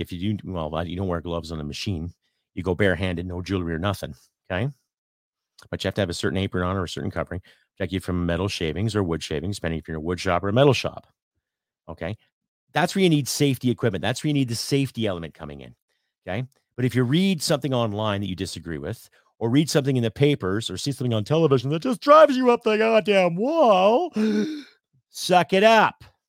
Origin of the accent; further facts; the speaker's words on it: Canada; as a Canadian content creator